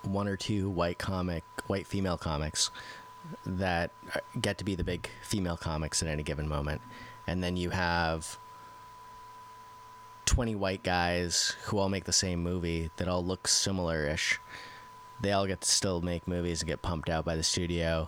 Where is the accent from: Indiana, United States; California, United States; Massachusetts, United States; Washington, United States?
Massachusetts, United States; Central; I grew up in Massachusetts. I grew up in... Central Mass